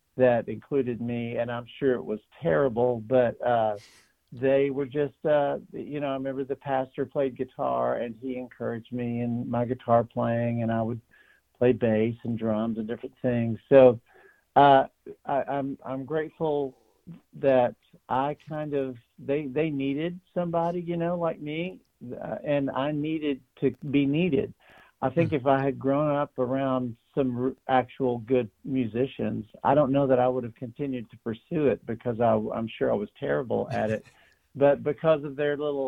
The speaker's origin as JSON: {"language": "English", "town": "Andrews", "region": "Texas", "country": "United States", "tie": "born or raised there", "also_born_or_lived": "Tennessee", "moved": "yes", "lives_now": "Nashville, United States", "said": "It's where I grew up, and native Texans are just kind of that way"}